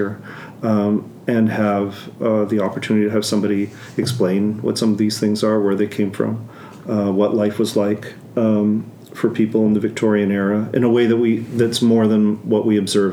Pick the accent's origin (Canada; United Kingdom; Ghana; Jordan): Canada; Winnipeg, Manitoba; now in Toronto, Canada; I'm originally from Winnipeg, now living in Toronto.